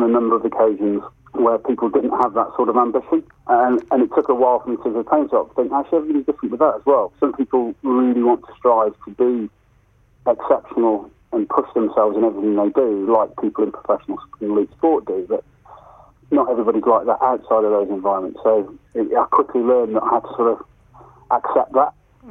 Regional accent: England, United Kingdom; as an English player

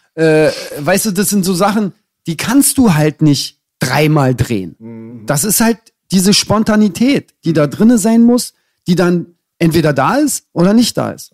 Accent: Berlin, Germany; ich als Berliner

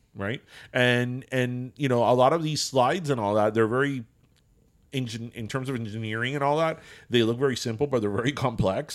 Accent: Miami, Florida, United States; I'm from Miami

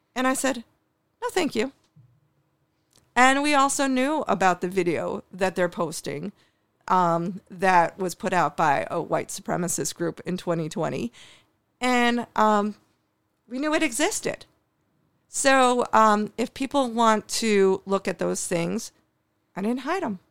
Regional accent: New York City, New York, United States; now in Buffalo, United States; I was born in New York City

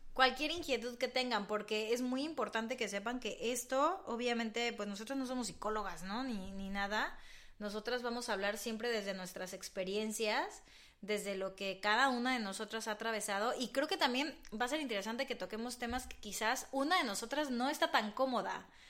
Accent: Mexico; now in Madrid, Spain; Somos dos mexicanas que se vinieron a vivir a Madrid

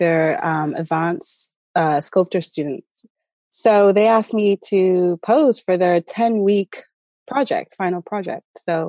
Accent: Southern California, United States; So originally, I was raised in Southern California.

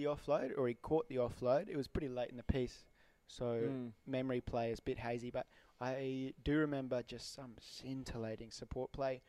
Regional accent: Zimbabwe; I'm from Zimbabwe

